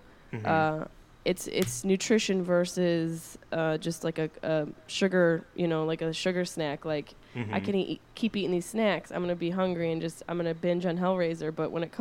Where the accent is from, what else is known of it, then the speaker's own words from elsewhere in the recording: Syracuse, New York, United States; We're both from Syracuse.